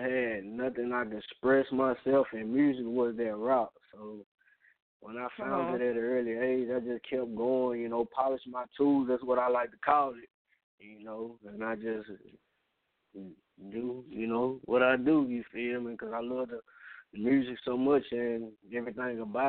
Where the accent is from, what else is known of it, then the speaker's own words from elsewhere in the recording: Vicksburg, Mississippi, United States; I'm from Vicksburg, Mississippi